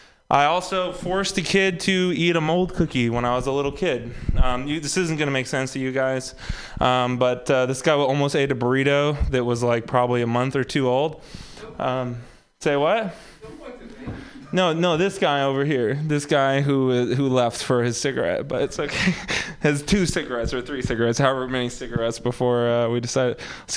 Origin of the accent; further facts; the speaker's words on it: Texas, United States; I'm also from Texas